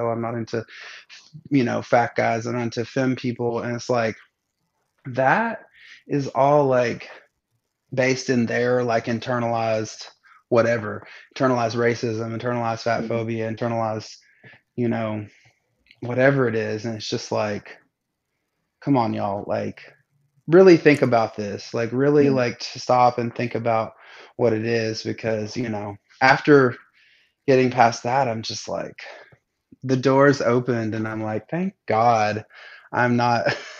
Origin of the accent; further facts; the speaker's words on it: the South, United States; but I grew up in the South.